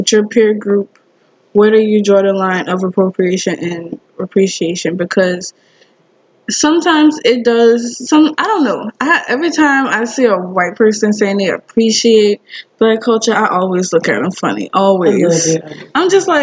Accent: United States; we're American

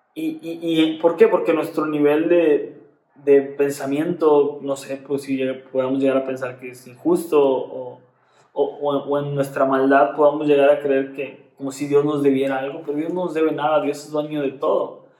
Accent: Monterrey, Nuevo León, Mexico; como cristianos regios

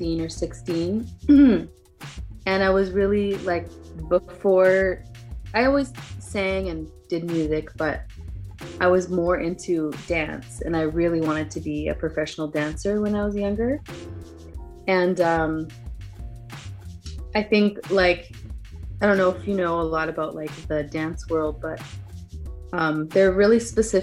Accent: west coast of Canada, Canada; also born or lived in Southern California; now in California, United States; right now I live in Southern California with my husband and family, but I'm originally from Canada, so I'm from like the west coast of Canada.

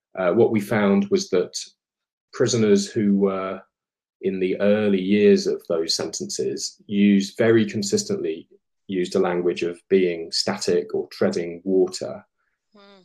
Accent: Colchester, East of England, United Kingdom; where I grew up in Colchester

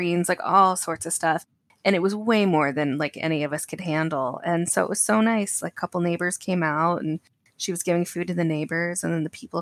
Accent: Connecticut, United States; moved away; also born or lived in Oregon; growing up in Connecticut

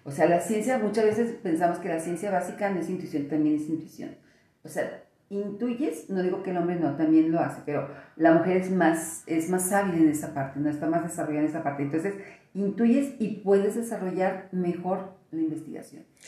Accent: Mexico; como mexicanas

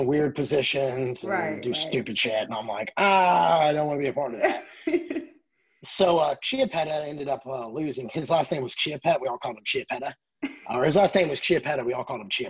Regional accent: Knoxville, Tennessee, United States; moved away as an adult; now in Nashville, United States; I was from Knoxville, and I found home and Nashville, Tennessee, and I've been here since 2004

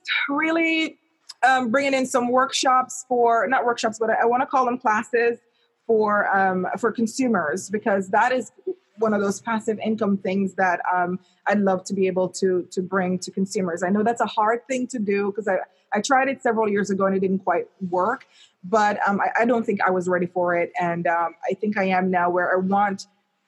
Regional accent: Jamaica; moved away; I remember growing up in Jamaica

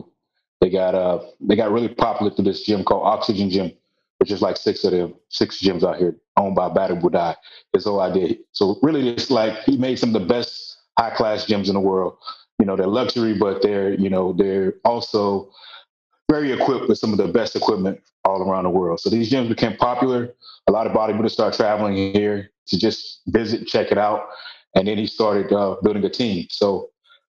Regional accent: Nashville, Tennessee, United States; we met in high school in Nashville, Tennessee

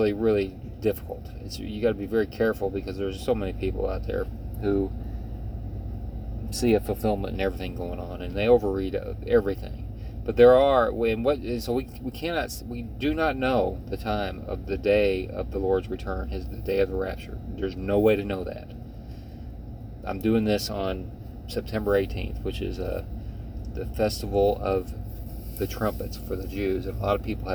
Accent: United States; as American Christians

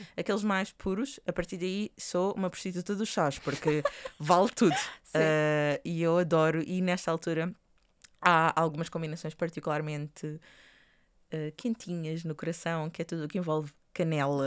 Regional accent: Portugal; estou a falar enquanto portugueses

